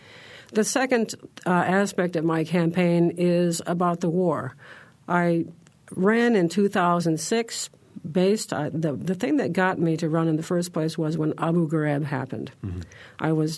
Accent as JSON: {"language": "English", "town": "West Lafayette", "region": "Indiana", "country": "United States", "tie": "born or raised there", "also_born_or_lived": "Nigeria / Bloomington", "said": "I've lived here ever since I came to go to undergraduate school in 1971. I grew up in West Lafayette, part of my high school life. Mm-hmm. And then when I was younger, I lived in Nigeria."}